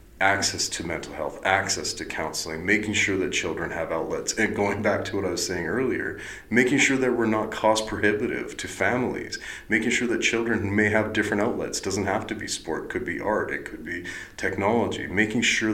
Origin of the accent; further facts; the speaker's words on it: the Interior, British Columbia, Canada; moved away; my hometown in the interior